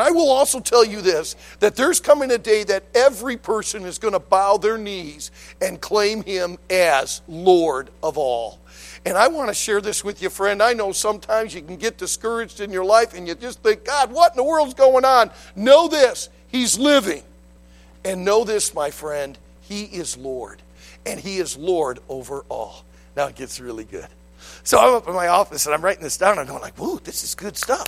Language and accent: English; Detroit, Michigan, United States; I grew up in Detroit. I went right through the riots in the late 60s